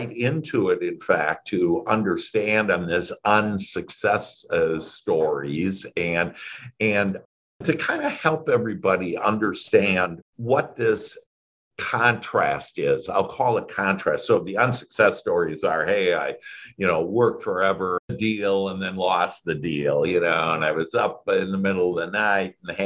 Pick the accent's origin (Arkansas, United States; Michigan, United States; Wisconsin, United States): Wisconsin, United States; moved away as an adult; now in Dallas, United States; I was born in Wisconsin, and that's where that accent maybe you catch is there.